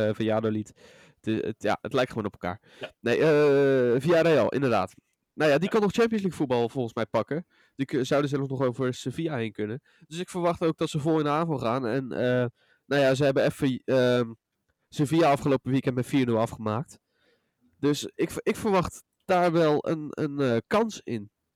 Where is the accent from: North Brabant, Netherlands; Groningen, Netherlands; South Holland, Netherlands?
South Holland, Netherlands; Rotterdam; wij als Rotterdammers